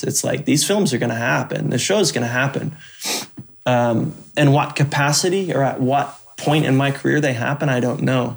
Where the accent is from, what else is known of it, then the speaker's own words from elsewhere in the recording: Oklahoma, United States; I grew up in Oklahoma woods